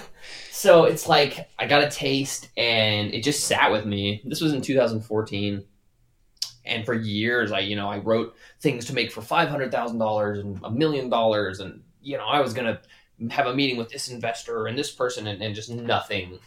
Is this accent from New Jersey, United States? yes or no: no; Wyoming, United States; moved away; also born or lived in California; I lived in California, but I'm from Wyoming